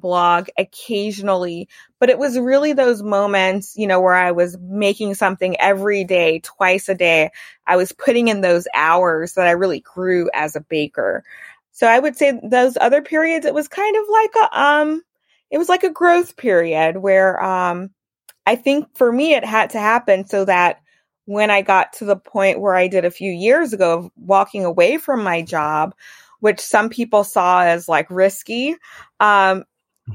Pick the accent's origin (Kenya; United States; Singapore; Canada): United States; Baton Rouge, Louisiana; I was born and raised in Baton Rouge